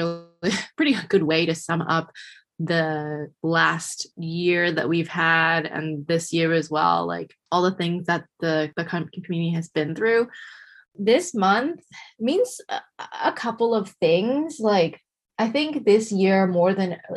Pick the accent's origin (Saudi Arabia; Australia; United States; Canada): Canada; we were born in Canada